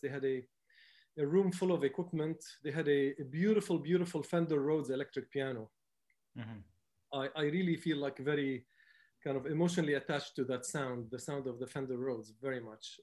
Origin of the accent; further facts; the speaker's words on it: Beirut, Beirut Governorate, Lebanon; moved away as an adult; I grew up in Beirut. Um, my family is Palestinian, but I grew up as a first generation um, Palestinian Lebanese